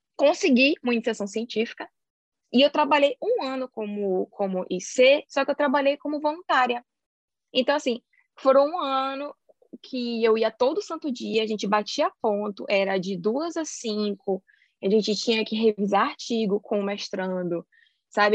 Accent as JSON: {"language": "Portuguese", "town": "Salvador", "region": "Bahia", "country": "Brazil", "also_born_or_lived": "Sweden", "moved": "as an adult", "lives_now": "Cambridge, United Kingdom", "said": "eu sou de City, minha querida Salvador, porém atualmente eu moro na Inglaterra"}